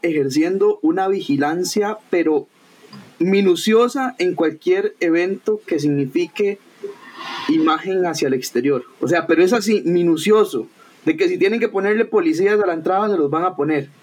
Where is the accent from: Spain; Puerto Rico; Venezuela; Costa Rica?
Costa Rica; soy tico